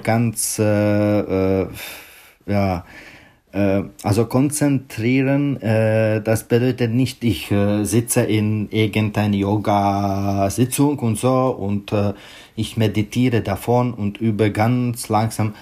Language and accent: German; Pardubice, Pardubice Region, Czechia; German is a second language; moved away; in meiner Geburtsstadt Pardubice